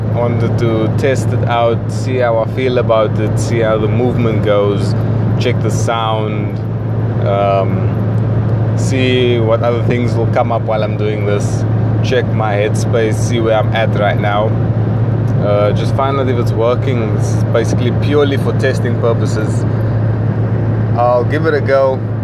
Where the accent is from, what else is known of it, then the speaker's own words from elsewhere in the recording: South Africa; moved away as an adult; I'd like to apologize for my accent. I am South African